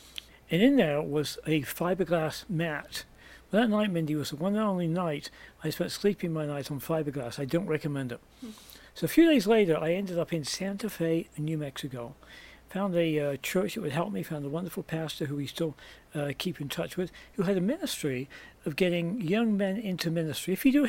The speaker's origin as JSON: {"language": "English", "region": "England", "country": "United Kingdom", "moved": "as an adult", "lives_now": "United States", "said": "I came from England originally, as my accent may well give away, and came to the US in 1978 when I was 20 with $50 in my pocket and a one-way ticket."}